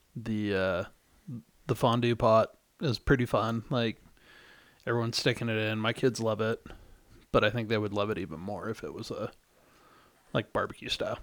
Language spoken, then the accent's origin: English; the South, United States; moved away; I grew up in the South